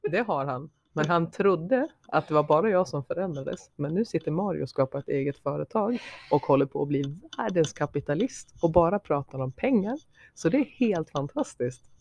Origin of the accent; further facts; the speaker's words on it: Sweden; accent: dalmål/skelleftemål/gällivaremål; Det blev dalmål, skelleftemål och gällivaremål i samma mening.